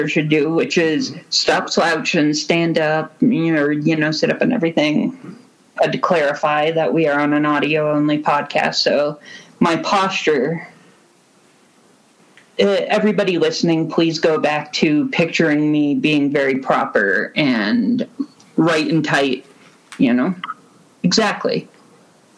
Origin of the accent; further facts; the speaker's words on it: Roswell, Georgia, United States; moved away as an adult; also born or lived in Huntsville, Alabama; I grew up in Roswell, Georgia, which is just outside Atlanta